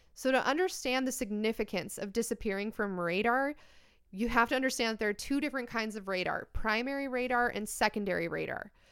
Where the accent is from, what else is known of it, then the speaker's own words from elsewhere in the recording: United States; I am American